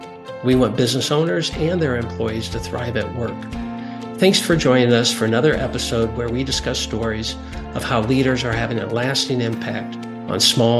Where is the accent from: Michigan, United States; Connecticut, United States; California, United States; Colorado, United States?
Colorado, United States; we're from Colorado.